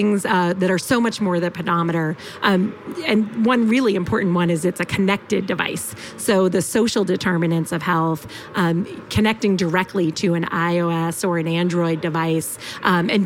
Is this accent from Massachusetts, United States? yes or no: yes; Boston, Massachusetts, United States; moved away as an adult; also born or lived in Illinois; now in Bay Area, United States; I grew up in Boston, or the Boston area, Metro Boston area.